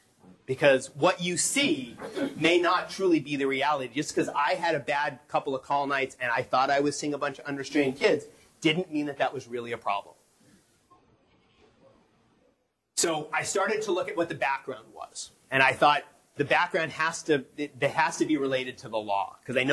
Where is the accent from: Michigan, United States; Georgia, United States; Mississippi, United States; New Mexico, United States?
New Mexico, United States; moved away; I grew up in New Mexico